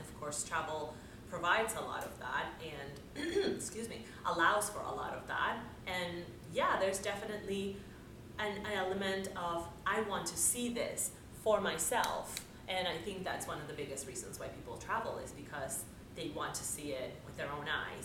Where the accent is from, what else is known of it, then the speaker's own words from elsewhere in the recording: Dominican Republic; moved away as an adult; I was born and raised in the Dominican Republic